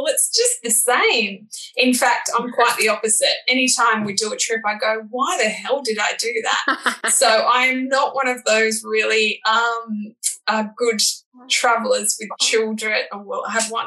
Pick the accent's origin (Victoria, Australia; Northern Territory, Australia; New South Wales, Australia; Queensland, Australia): New South Wales, Australia; Bilpin; I grew up in Bilpin, which is sort of in the Blue Mountains, Hawkesbury area